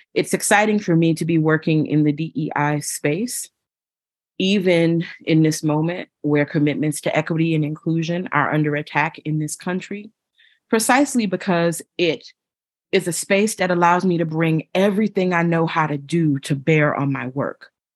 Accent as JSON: {"language": "English", "town": "Buffalo", "region": "New York", "country": "United States", "said": "I'm originally from Buffalo, New York"}